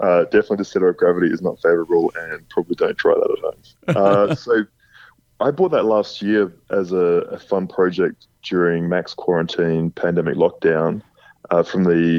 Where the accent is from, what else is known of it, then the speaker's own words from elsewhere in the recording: West Coast of Australia, Western Australia, Australia; moved away as an adult; also born or lived in Lancelin, Western Australia; now in Texas, United States; Where I grew up on the West Coast, we didn't have annual inspections and things like that.